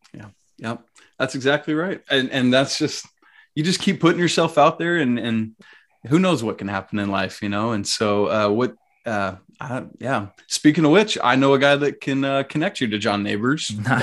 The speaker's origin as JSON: {"language": "English", "town": "Atlanta", "region": "Georgia", "country": "United States", "tie": "born or raised there", "said": "I grew up in the South, in on the South side of Atlanta"}